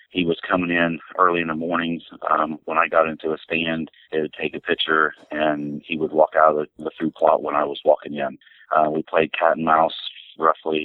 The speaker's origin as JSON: {"language": "English", "town": "Logan", "region": "Ohio", "country": "United States", "tie": "born or raised there", "also_born_or_lived": "New Straitsville, Ohio", "said": "I'm from Logan, Ohio"}